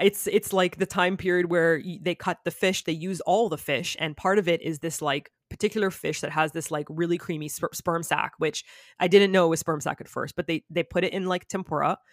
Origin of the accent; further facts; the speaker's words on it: Toronto, Ontario, Canada; moved away as an adult; also born or lived in South Korea; now in Japan; I'm from Canada.